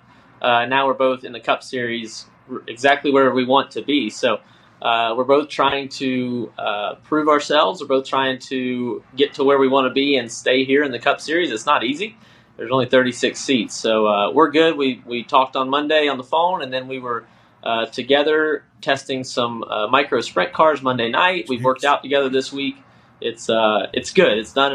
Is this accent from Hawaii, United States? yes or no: no; South Florida, United States; also born or lived in South Georgia; My great grandfather, Cicero, moved the family to South Florida for an earlier crop